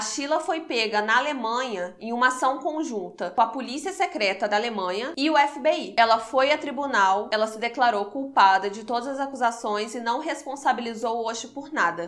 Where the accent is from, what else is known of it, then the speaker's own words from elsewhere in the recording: Juiz de Fora, Minas Gerais, Brazil; somos de Juiz de Fora